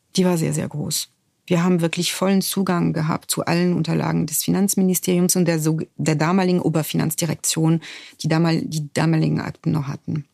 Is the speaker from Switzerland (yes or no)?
no; France; German is a second language; moved away as an adult; Ich bin in Frankreich geboren, ich bin Jahrgang 1970 und in einer Gesellschaft geboren